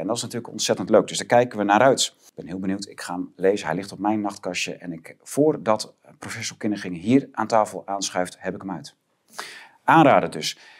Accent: Groningen, Netherlands; ik ken het begrip als Groninger

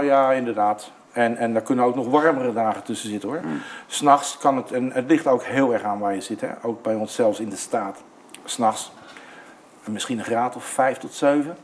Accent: Netherlands; now in New South Wales, Australia; en ik was de uitzondering als Nederlander.

